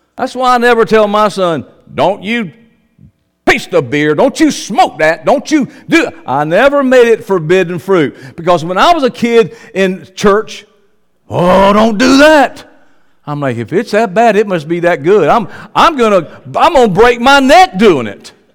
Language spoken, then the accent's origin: English; the South, United States; I'm from the South